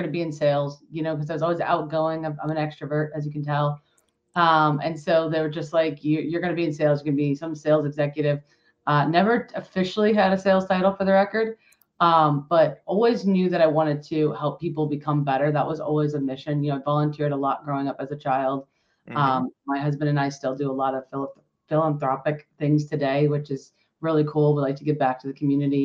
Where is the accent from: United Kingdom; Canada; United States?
United States; Allentown, Pennsylvania; I'm from Pennsylvania, Allentown, Pennsylvania, not too far from Philly and not too far from New York, which is a great location. Born and raised here